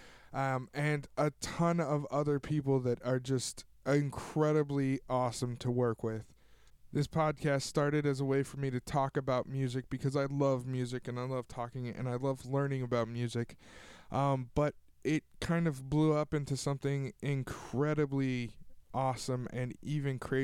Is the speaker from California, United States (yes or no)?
yes; Tulare, California, United States; here in my hometown of Tulare